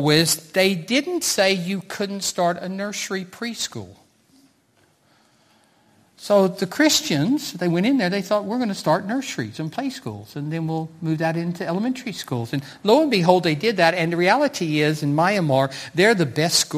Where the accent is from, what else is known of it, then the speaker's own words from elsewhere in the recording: United States; moved away as an adult; now in Cardiff, United Kingdom; As a 16-year-old young man growing up in America